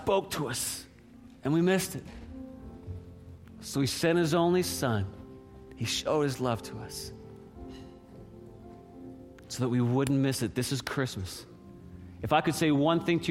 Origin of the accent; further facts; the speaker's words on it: an island off the coast of Newfoundland, Newfoundland and Labrador, Canada; now in Seattle, United States; when we were kids growing up on the East Coast, an island off the coast of Newfoundland, icebergs, polar bears in the northern part, beautiful area